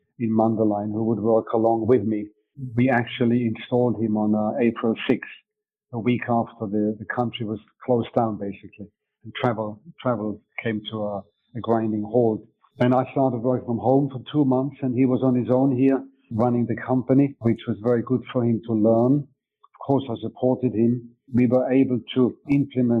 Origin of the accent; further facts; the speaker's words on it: Switzerland; first language German; English is a second language; moved away as an adult; also born or lived in England / Denmark; now in Mundelein, Illinois, United States; I was originally born in Switzerland. I moved to England when I was 19 years old. My mother tongue is German, so I had to learn my English in England.